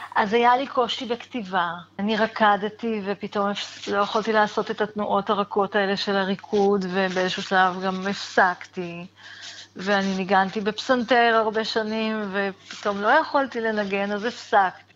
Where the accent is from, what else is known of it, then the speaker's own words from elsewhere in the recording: Israel; אני גדלתי בקיבוץ, בחברה נורא נורא סגורה